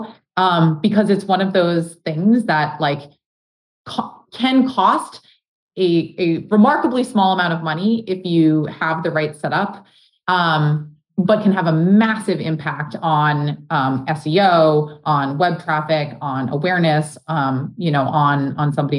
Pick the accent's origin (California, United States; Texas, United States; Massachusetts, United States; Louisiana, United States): Massachusetts, United States; Boston; I grew up around Boston and now have been here and worked here for whatever, 15 years.